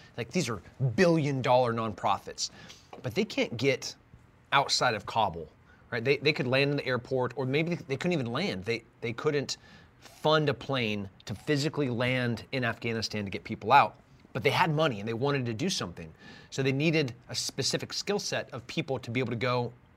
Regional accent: Texas, United States; As a Texan

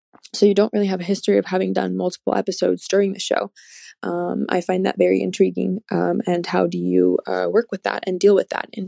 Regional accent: Finland; I'm from Finland.

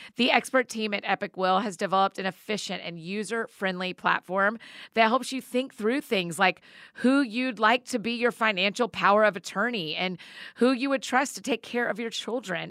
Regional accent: Marietta, Georgia, United States; my hometown at the Strand Theater in Marietta, Georgia

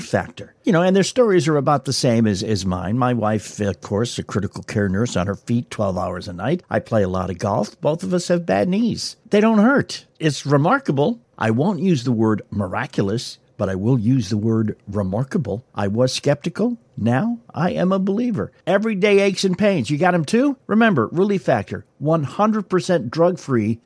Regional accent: New England, United States; moved away; I grew up in New England.

